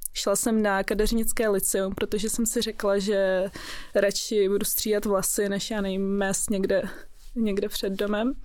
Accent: Prague, Czechia; also born or lived in Russia; jsem z Prahy, narodila jsem se tady, ale jinak moje rodina je z Ruska

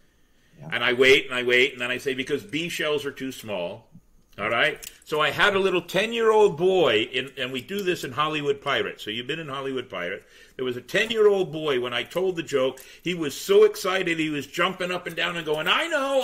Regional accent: Scotland, United Kingdom; accent: Scottish; I happen to be Scottish because I'm mm-hmm. stuck with the damn accent anyway

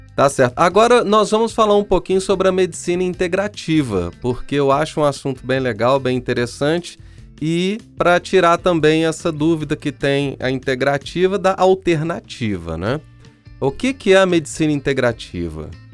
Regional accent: São João del-Rei, Minas Gerais, Brazil; Eu sou de uma cidade histórica, sou de São João Del Rei, Minas Gerais

